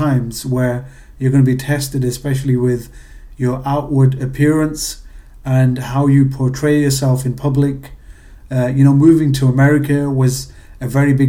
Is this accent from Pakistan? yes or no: yes; Pakistan; You know, being Pakistani, we try and save money.